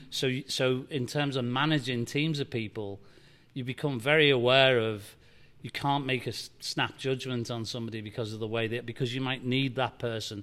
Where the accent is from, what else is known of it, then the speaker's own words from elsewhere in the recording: Liverpool, North West England, United Kingdom; now in Nashville, United States; I grew up in Liverpool, England, and, and tough city